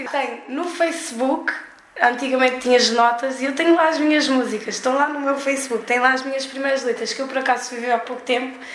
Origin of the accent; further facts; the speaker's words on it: Brussels, Brussels-Capital Region, Belgium; nasci em 93 e nasci no estrangeiro, em Bruxelas.